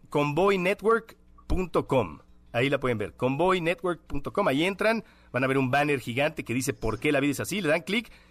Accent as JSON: {"language": "Spanish", "country": "Mexico", "said": "Pensar que, no, hay, todos los mexicanos somos individuos, las mexicanas"}